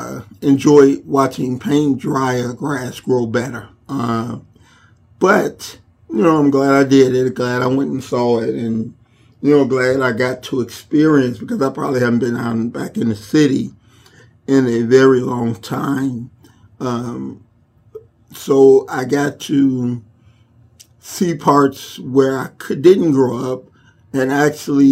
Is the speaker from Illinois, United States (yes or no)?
yes; Chicago, Illinois, United States; moved away; growing up in Inglewood